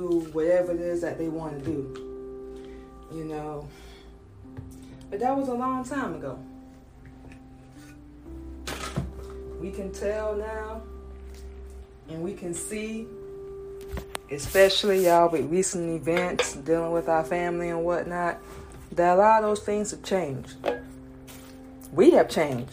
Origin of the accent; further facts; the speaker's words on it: Florida, United States; moved away as an adult; also born or lived in Georgia; now in Atlanta, United States; moving from Georgia to Florida, growing up in Florida